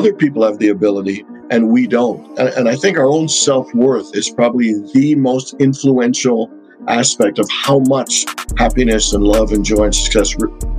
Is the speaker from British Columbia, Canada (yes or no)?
no; Hamilton, Ontario, Canada; also born or lived in Trinidad; now in Phoenix, United States; I was born in Trinidad in the Caribbean. I'm one of 10 kids, youngest boy, number 8 out of 10. And then when I was 6, my parents moved to Canada. My uncle went to Princeton, and then my other uncle went to Hamilton, Ontario, which is about 45 minutes away from Toronto. So we followed him, and so I grew up in Canada